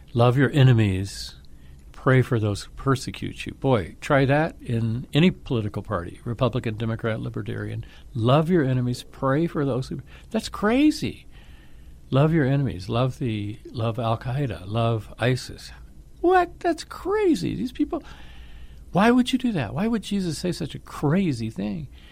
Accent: Atlanta, Georgia, United States; grew up in Atlanta, Georgia

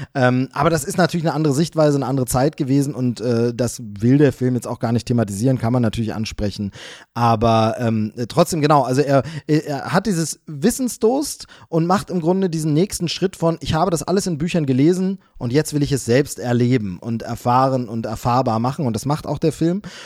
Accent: Germany; ich bin in der DDR aufgewachsen, ähm, bis ich zehn Jahre alt war, neun Jahre, zehn Jahre

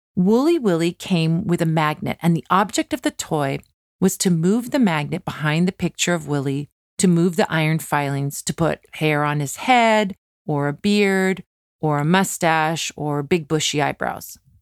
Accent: California, United States; a kid growing up in California like me

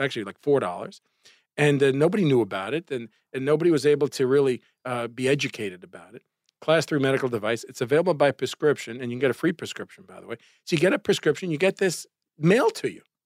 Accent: New York City, New York, United States; growing up in Brooklyn, and my father had the candy store on Avenue N and Coney Island Avenue

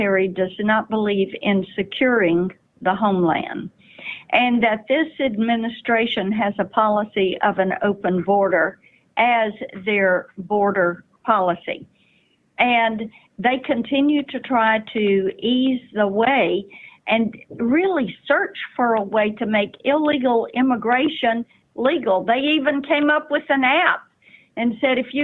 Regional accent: Tennessee, United States; Tennessee, my home state.

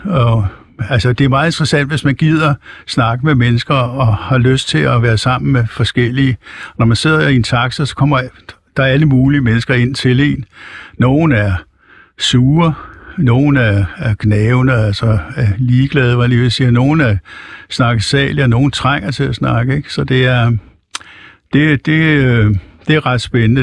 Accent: Copenhagen, Capital Region of Denmark, Denmark; now in Helsingør, Denmark; jeg er født i København

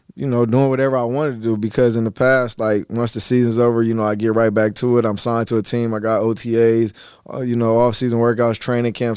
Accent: California, United States; I was born in Cali, and they ended up raising me in Cali

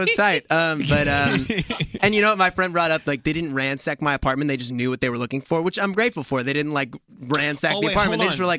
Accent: New York City, New York, United States; being a New Yorker

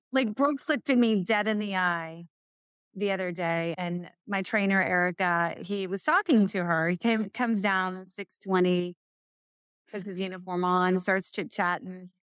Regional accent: Murray, Kentucky, United States; moved away; I'm from Murray, Kentucky. It's in a little western tip part

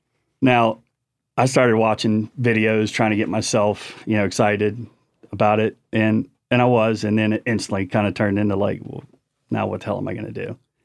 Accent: Chesapeake Bay, United States; So I grew up on the Chesapeake Bay, and so saltwater fishing, Chesapeake Bay, Outer Banks, hunting in Virginia, North Carolina, and Tennessee.

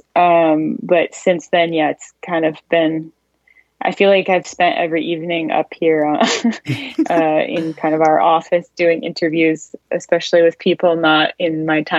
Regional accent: Maine, United States; now in France; I'm an American living in France. I grew up in Maine

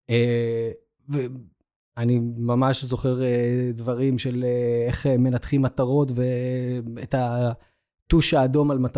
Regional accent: Beersheba, Southern District, Israel; אני גדלתי בבאר שבע

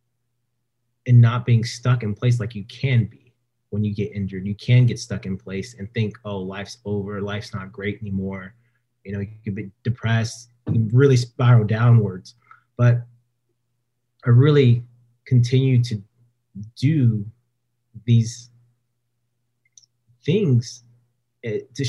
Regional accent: Stockton, California, United States; moved away as an adult; back home in Stockton, where I was, you know, my hometown

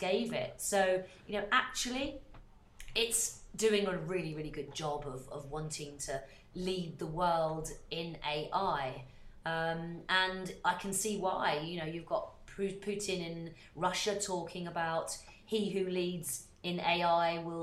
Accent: United Kingdom; I'm British and very proud of it

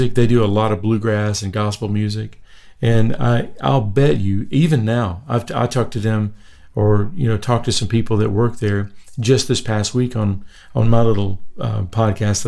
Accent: Anniston, Alabama, United States; moved away as an adult; also born or lived in Nashville, Tennessee; I was born in a little town called Anniston, Alabama. It's between Birmingham and Atlanta. I lived there until I was 18.

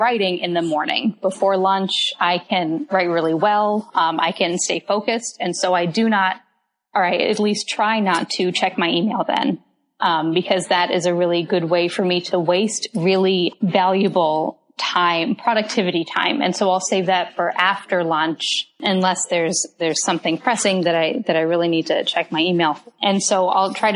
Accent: Tampa, Florida, United States; moved away as an adult; also born or lived in Durham, North Carolina; I grew up on the coast of Florida in a suburb of Tampa

